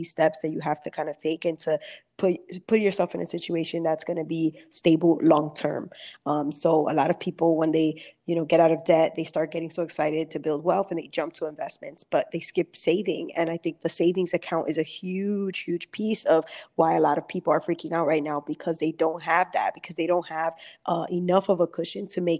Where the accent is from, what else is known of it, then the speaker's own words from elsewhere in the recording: New York City, New York, United States; I grew up in Brooklyn, New York City